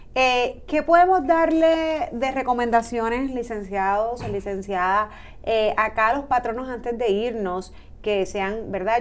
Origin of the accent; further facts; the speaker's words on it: Puerto Rico; somos puertorriqueños